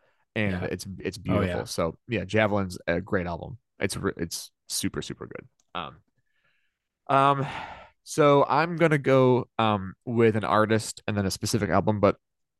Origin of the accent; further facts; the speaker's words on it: the South, United States; literally, you know, born and raised in the South where everything was very deep Republican, anti-LGBTQ, and very conservative politics